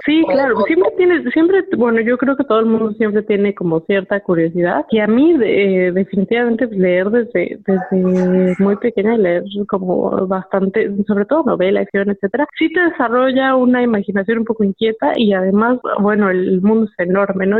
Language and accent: Spanish; Morelia, Michoacán, Mexico; Viviendo en, México y creciendo en Morelia sobre todo.